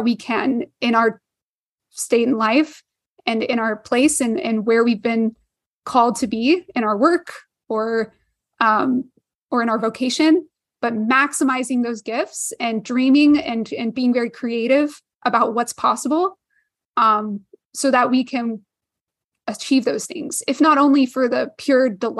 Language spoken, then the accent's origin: English; Houston, Texas, United States; I grew up near NASA in Houston